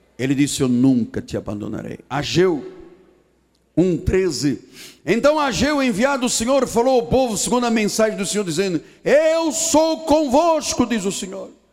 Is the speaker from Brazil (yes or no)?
no; Portugal; Sou português